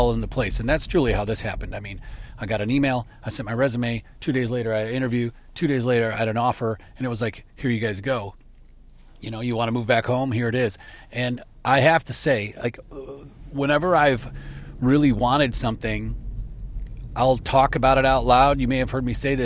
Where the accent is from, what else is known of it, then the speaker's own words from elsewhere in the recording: Chicago, Illinois, United States; moved away; I'm from the Chicago area